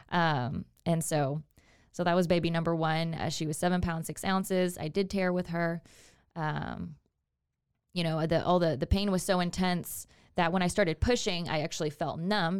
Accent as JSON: {"language": "English", "town": "Houston", "region": "Texas", "country": "United States", "said": "I'm originally from the Houston area"}